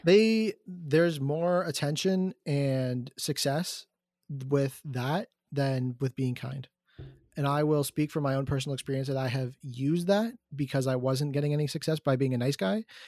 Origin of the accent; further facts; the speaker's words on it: Markham, Ontario, Canada; I'm from Markham.